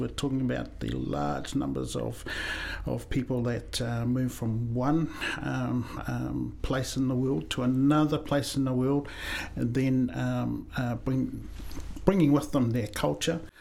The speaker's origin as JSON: {"language": "English", "country": "New Zealand", "tie": "born or raised there", "also_born_or_lived": "Samoa / Christchurch, New Zealand", "said": "I was born in Samoa, uh, came to New Zealand when I was seven, so all my formal education is here in New Zealand"}